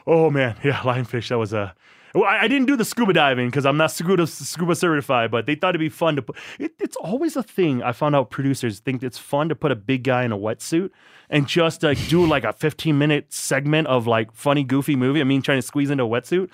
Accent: La Crosse, Wisconsin, United States; also born or lived in Thailand; I grew up in La Crosse, Wisconsin

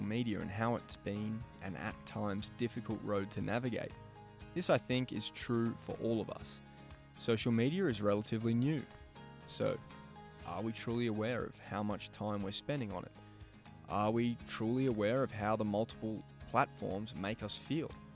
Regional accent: Melbourne, Victoria, Australia; Growing up in Melbourne

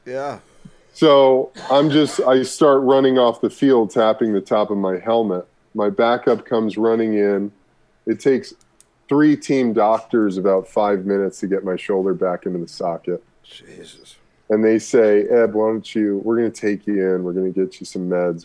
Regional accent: Burbank, California, United States; also born or lived in Brooklyn, New York City, United States; I was born in New York City, lived in uh, Brooklyn, New York until I was 10 before my mom moved my brother and I to Burbank

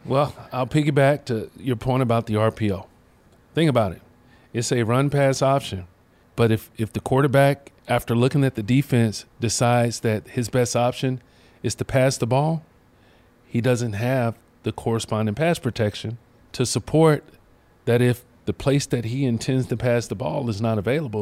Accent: Charlotte, North Carolina, United States; from my hometown, you know, Mallet Creek High School, Charlotte, North Carolina

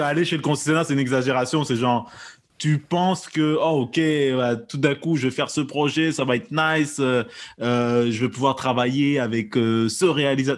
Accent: Quebec, Canada; j'estime qu'on est des Québécois, même si on n'est pas nécessairement de souche là, comme on dit. on a d'autres backgrounds

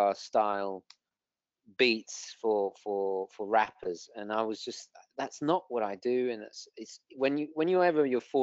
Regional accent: United Kingdom; now in United States

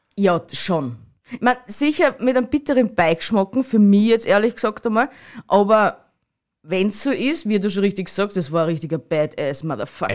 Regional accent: Styria, Austria

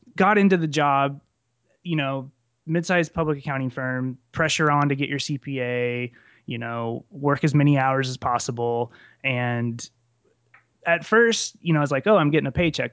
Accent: central Nebraska, United States; I'm from central Nebraska, um, right, right off I eighty in the center of the state, small town

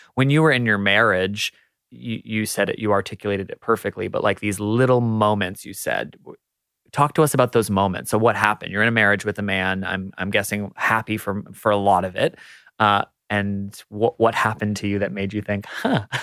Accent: United States; moved away as an adult; now in Australia; as an American who moved to Australia

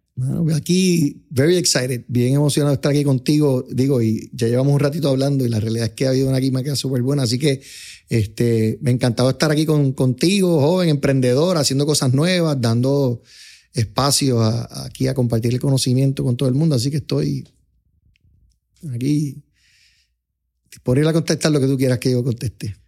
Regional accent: Puerto Rico; yo me crié en un ambiente como que middle class, clase media de Puerto Rico. Yo me crié en Fairview, en la calle 46

